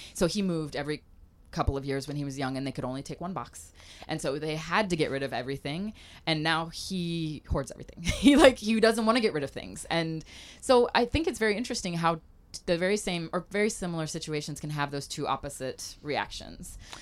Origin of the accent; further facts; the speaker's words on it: Mobile, Alabama, United States; also born or lived in Africa / Michigan / Louisiana / France; now in Portland, United States; I grew up in Mobile, Alabama